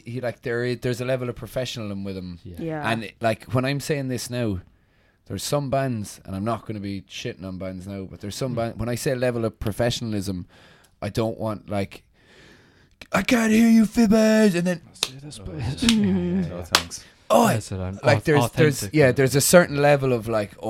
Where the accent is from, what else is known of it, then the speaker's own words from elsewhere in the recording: Kilkenny, Leinster, Ireland; moved away; I'm from Kilkenny now